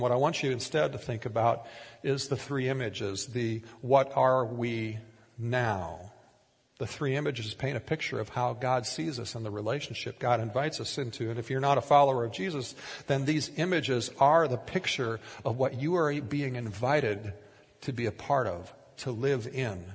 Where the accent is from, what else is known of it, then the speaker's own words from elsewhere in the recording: Minnesota, United States; moved away as an adult; also born or lived in Tulsa, Oklahoma / Oregon; We grew up in Minnesota in largely rural conservative communities